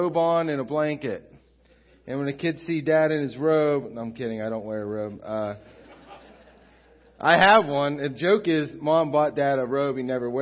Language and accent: English; United States; moved away as an adult; also born or lived in Beaver Falls; now in Newcastle; I grew up here at Crossroads since I was like 7 years old when we moved from Beaver Falls down here